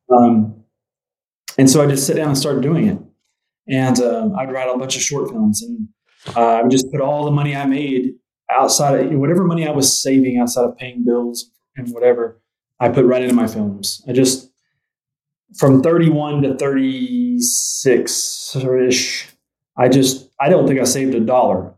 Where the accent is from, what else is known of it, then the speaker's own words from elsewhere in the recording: Spiro, Oklahoma, United States; moved away; Where I grew up in Spiro, Oklahoma, I graduated with 80 people